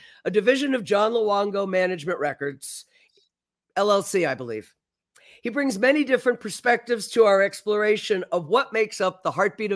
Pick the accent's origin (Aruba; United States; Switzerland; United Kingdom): United States; Florida; moved away as an adult; also born or lived in New York; a wide-eyed kid from Florida